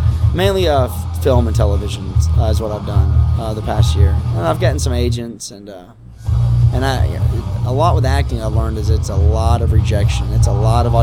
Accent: Ocala, Florida, United States; in my town where I grew up in Florida, Ocala, Florida, right outside of it

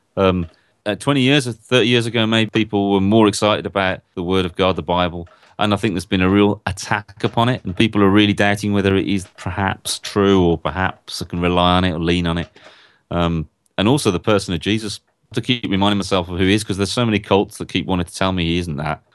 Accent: Birmingham, West Midlands, United Kingdom; I come from Northfield in Birmingham in a, in a country called England, a long, long way away.

